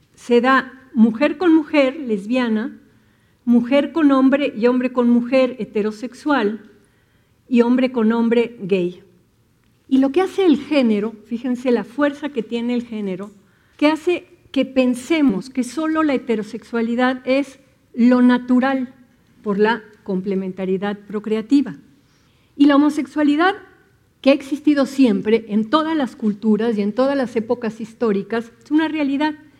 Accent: Mexico; Nos han educado, la cultura mexicana está entretejida con la religión católica, ¿no? Y tenemos muchas ideas que tienen que ver con creencias religiosas

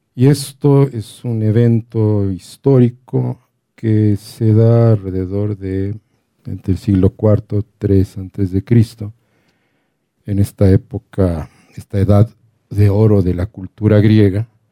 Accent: Mexico City, Mexico; yo soy el del DF

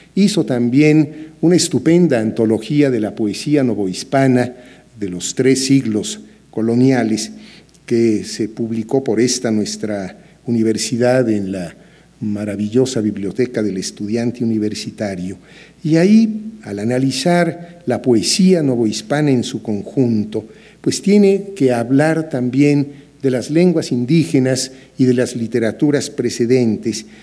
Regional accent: Mexico

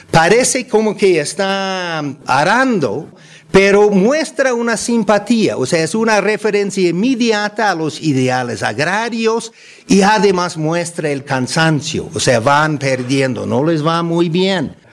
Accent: Mexico; Podemos ser pobres, como la gran mayoría, o ricos, como muy pocos, pero todos somos mexicanos, ¿no?

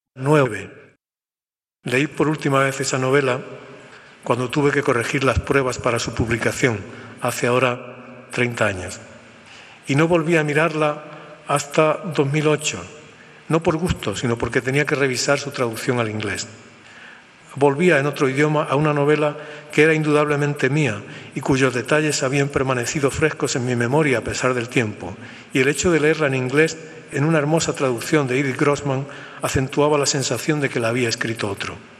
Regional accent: Spain

